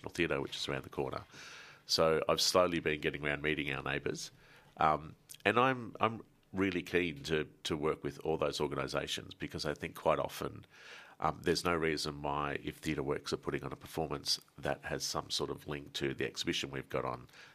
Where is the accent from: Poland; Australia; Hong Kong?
Australia; Melbourne, Victoria; growing up in Melbourne